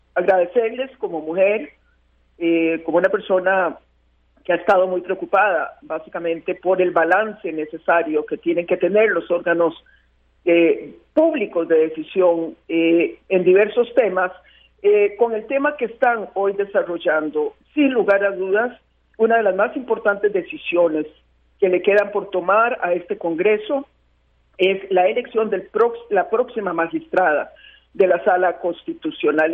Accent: Costa Rica; yo, como muchos costarricenses

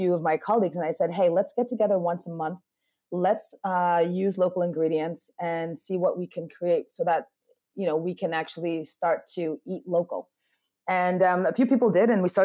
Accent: New York, United States; born or raised there; also born or lived in Ghana; now in Accra, Ghana

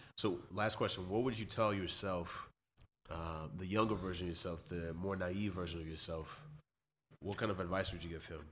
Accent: West Coast, United States; I'm from the West Coast

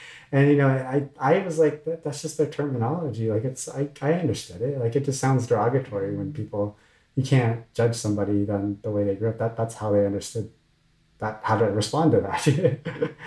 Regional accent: Orange County, Southern California, United States; also born or lived in Washington, District of Columbia, United States; growing up in Southern California

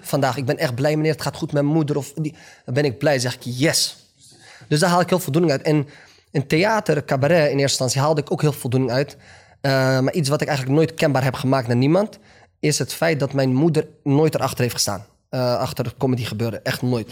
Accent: Netherlands; also born or lived in Morocco; Kijk, ik ben een Marokkaan. Ik ben Nederlander

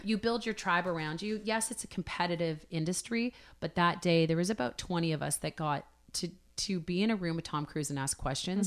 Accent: Hamilton, Ontario, Canada; I grew up in Hamilton, so Great Big Steel City

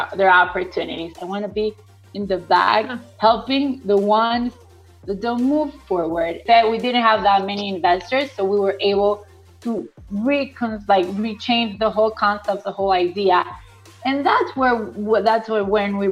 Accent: Venezuela; English is a second language; moved away; also born or lived in Guatemala; I grew up in Venezuela.

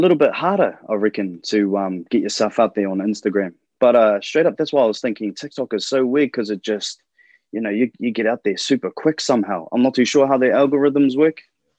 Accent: Porirua, Wellington, New Zealand; also born or lived in Christchurch; So I was born in Christchurch and lived half of my life in Wellington. I was brought up in this place called Porirua. P-Town, baby.

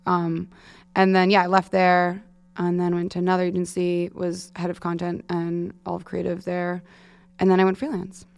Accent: Manhasset, New York, United States; I grew up in Manhasset, and my parent, my dad's from Queens

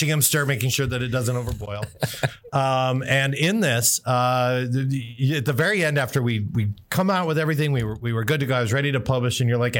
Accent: Newfoundland and Labrador, Canada; I am Newfoundlander.

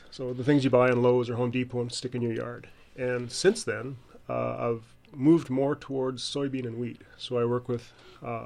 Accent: Canada; moved away as an adult; also born or lived in Wisconsin; now in Georgia, United States; I'm originally from Canada, and got a job with the University of Georgia and started in 1999.

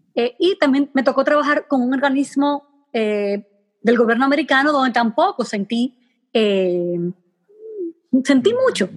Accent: Hato Mayor del Rey, Hato Mayor, Dominican Republic; moved away as an adult; also born or lived in Santo Domingo; yo soy de Mayor del Rey, un pueblecito pequeño

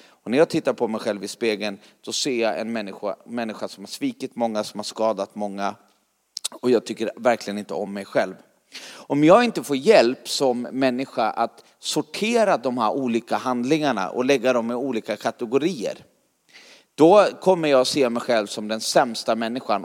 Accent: Sweden; jag kommer från Sverige

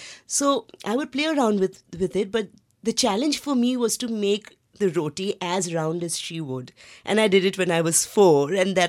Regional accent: Tinsukia, Assam, India; also born or lived in Guwahati; But we were, at the time, we were living in a small city, small town, you can say, called Tinsukia in Assam. And post that, we moved around a lot within Assam

